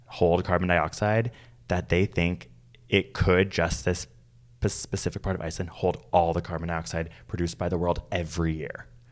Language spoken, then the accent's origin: English; Canada; as a Canadian